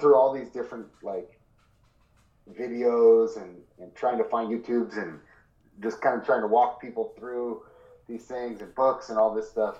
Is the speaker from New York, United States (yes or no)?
no; Ashland area, Oregon, United States; my hometown